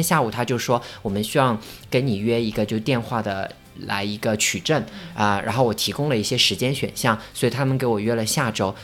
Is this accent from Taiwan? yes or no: no; China; now in London, United Kingdom; 因为我是中国人